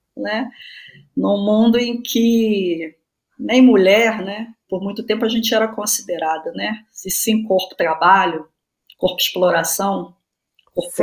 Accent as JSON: {"language": "Portuguese", "town": "São Gonçalo", "region": "Rio de Janeiro", "country": "Brazil", "tie": "born or raised there", "also_born_or_lived": "Niterói", "said": "Sou do Rio de Janeiro, da região metropolitana, nasci em Niterói, cresci em São Gonçalo"}